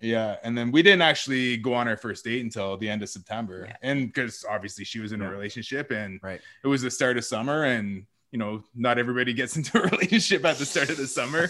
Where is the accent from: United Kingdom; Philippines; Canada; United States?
Canada; Wasauksing First Nation, Ontario; also born or lived in Toronto; after I was born, I uh, went back to the res, and that's where I grew up